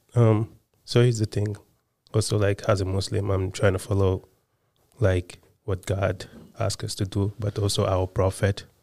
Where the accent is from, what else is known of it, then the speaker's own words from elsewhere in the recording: Senegal; moved away; I was born and raised in Senegal